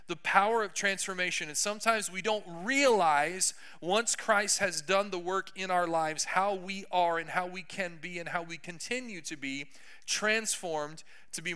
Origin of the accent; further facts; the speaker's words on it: Texas, United States; I'm from Texas